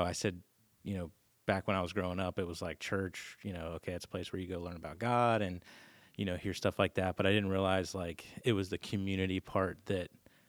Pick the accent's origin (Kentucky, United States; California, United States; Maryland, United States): Maryland, United States; Clinton; moved away; So I'm from Clinton, Maryland, little town outside of DC.